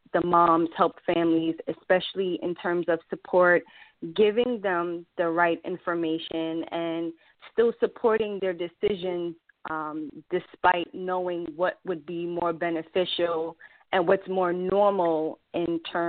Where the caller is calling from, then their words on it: New York City, New York, United States; New York City.